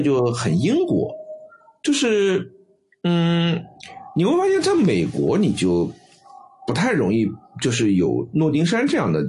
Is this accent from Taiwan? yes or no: no; China; 我们中国人讲叫水土，但是西西方人讲叫环境决定嘛。